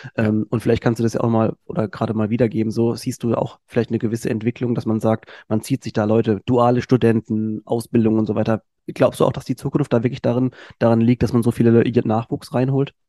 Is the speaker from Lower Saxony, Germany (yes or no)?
no; Mannheim, Baden-Württemberg, Germany; ich bin Mannheimer